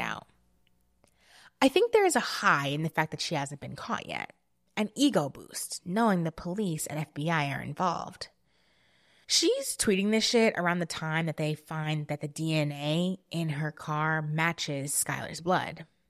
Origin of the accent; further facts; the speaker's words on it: New Jersey, United States; I grew up in New Jersey